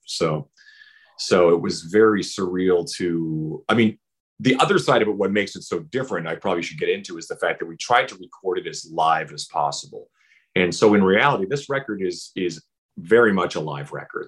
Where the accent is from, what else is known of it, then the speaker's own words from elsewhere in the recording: Saskatchewan, Canada; moved away; also born or lived in Vancouver; growing up in Saskatchewan, all those major years of my life were spent in Vancouver